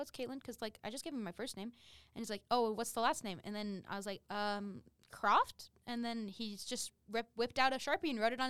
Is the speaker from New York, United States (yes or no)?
no; Riverton, Utah, United States; I'm from Salt Lake area.